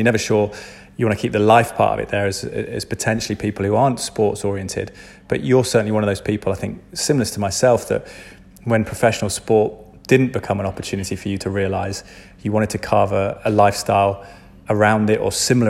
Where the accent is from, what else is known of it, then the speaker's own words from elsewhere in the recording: London, United Kingdom; moved away as an adult; also born or lived in Twickenham; now in Cotswolds, United Kingdom; because I moved out from Twickenham. Originally, I was from London, but we'd lived out of London before as a family.